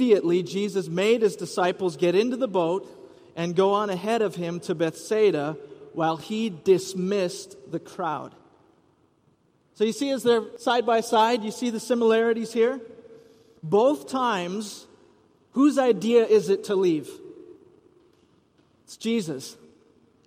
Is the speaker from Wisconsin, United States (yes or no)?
yes; Rice Lake, Wisconsin, United States; growing up in Rice Lake, Wisconsin